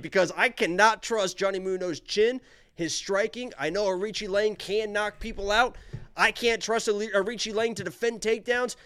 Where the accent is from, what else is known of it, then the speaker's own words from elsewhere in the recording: Indiana, United States; I'm from Indiana